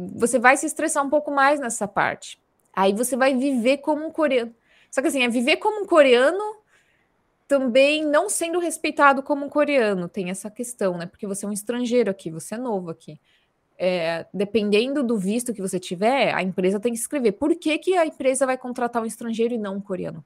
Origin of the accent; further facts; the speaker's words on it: Santos, São Paulo, Brazil; moved away as an adult; now in South Korea; Santos, que é a minha terra natal